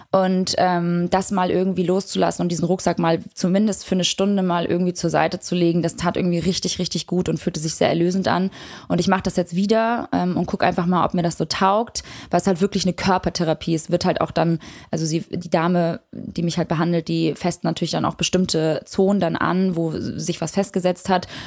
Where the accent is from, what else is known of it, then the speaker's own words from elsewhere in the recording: Kosovo; ich komme aus dem Kosovo. Ich bin Albanerin